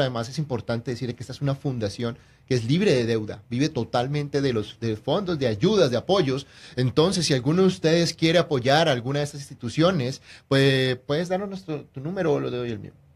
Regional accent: Colombia; moved away; also born or lived in Mexico / Houston; soy de Colombia

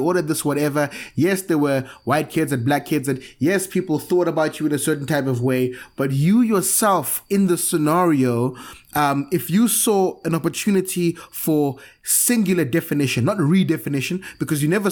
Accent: Cape Town, Western Cape, South Africa; born or raised there; also born or lived in Zimbabwe

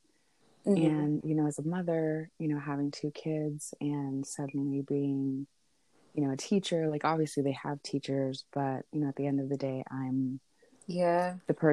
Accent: Sonoma County, California, United States; I am from Sonoma County

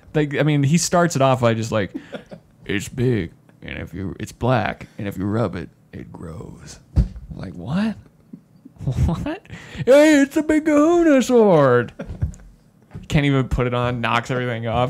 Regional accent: Spanish Fork, Utah, United States; we grew up in Spanish Fork

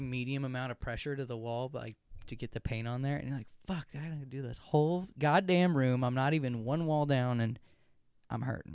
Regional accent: United States; I'm an American

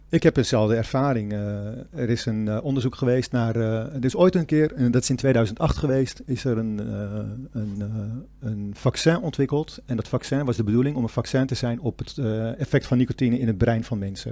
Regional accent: Castricum, North Holland, Netherlands; moved away as an adult; now in Amsterdam, Netherlands; ik kom uit Castricum. Dus dat is maar een half uurtje van eh, Alkmaar af. Vroeger, toen ik klein was, eh, gingen wij ook elke zaterdag even naar Alkmaar toe

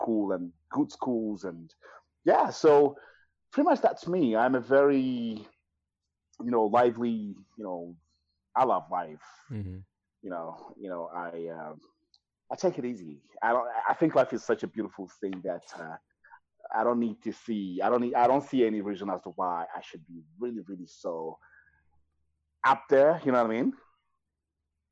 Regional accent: Kampala, Central Region, Uganda; English is a second language; moved away as an adult; also born or lived in Rwanda; now in Canada; I am originally from Rwanda. Was born and raised in Uganda as a refugee

